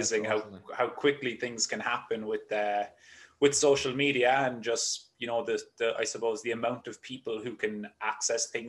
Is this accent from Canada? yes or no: no; Cork, Munster, Ireland; moved away as an adult; also born or lived in Limerick, Ireland; now in United States; I grew up in Cork in Ireland, which is the very southern tip of the island